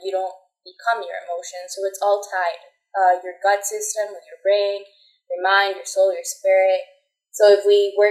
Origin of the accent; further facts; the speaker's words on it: Costa Rica; also born or lived in Chicago, United States; I'm born and raised in Costa Rica